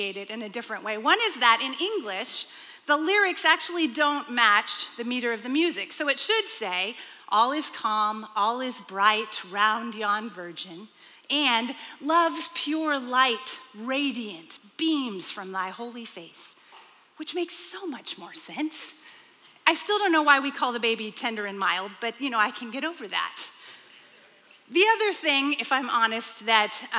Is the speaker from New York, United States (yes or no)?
no; Texas, United States; when I grew up, I was raised in Texas.